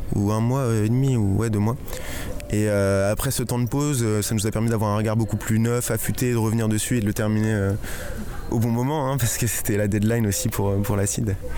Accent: Chelles, Île-de-France, France; c'est donc ma ville natale

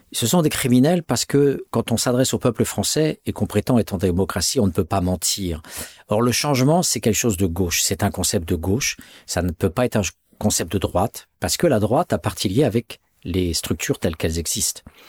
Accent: France; en tant que Français, entre guillemets, né de parents français en France

